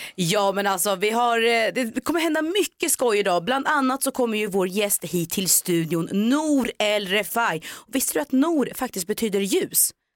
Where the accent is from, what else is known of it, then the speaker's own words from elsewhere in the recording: Norrköping, Östergötland, Sweden; moved away; jag är ju faktiskt född och uppväxt i Norrköping